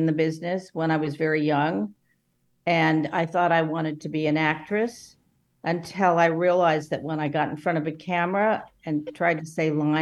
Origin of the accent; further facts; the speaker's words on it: Los Angeles, California, United States; growing up in Los Angeles